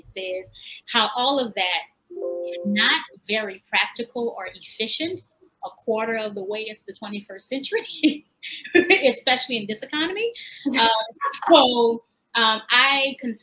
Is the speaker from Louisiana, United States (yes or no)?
yes; New Orleans, Louisiana, United States; moved away as an adult; now in New York City, United States; I was born in New Orleans